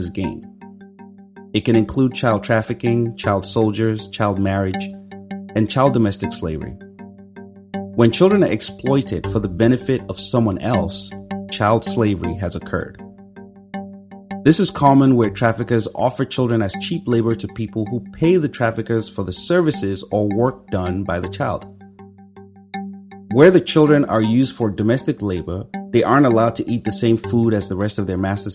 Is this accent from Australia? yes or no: no; Nigeria; Growing up in Nigeria